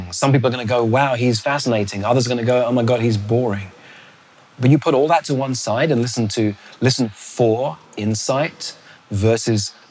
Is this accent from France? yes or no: no; London, United Kingdom; also born or lived in Botswana; I come from London where we have double-decker buses.